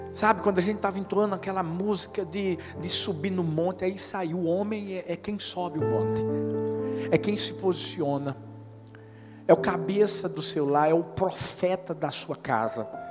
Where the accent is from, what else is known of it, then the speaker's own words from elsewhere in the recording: Northeast Region, Brazil; a gente é nordestino